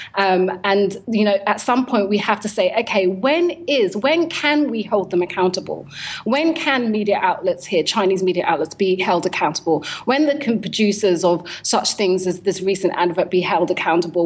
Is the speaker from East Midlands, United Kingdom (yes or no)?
no; London, United Kingdom; born or raised there